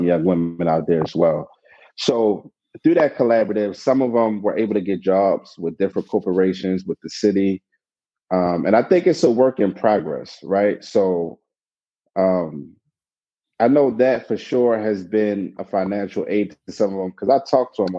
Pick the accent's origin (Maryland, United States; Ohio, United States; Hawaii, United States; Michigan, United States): Maryland, United States; Baltimore; I'm from the city, I was born and raised in West Baltimore.